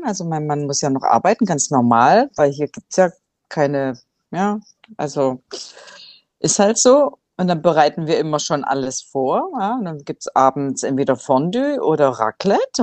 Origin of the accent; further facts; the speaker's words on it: Swabia, Germany; now in Cambodia; wie man bei uns im Schwabenland so sagt